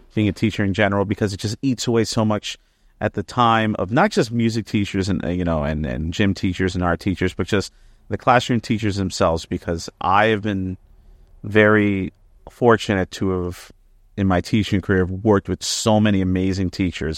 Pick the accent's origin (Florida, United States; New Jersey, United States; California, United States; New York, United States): New Jersey, United States; Elizabeth; I'm from Elizabeth, New Jersey